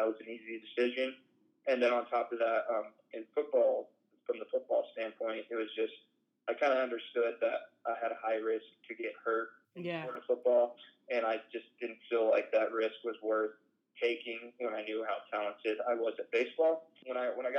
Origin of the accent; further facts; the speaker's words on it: Broomfield, Colorado, United States; also born or lived in Spokane, Washington; I grew up here in Colorado. That's where I currently am living for the off season. But I grew up here in the North Denver metro area. Broomfield, Colorado is where I went